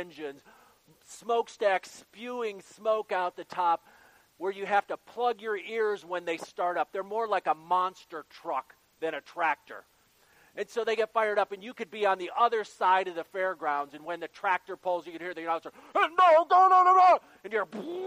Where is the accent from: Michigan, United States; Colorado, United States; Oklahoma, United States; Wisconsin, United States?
Michigan, United States; Sawyer; I grew up in Sawyer, Michigan, in Berrien County.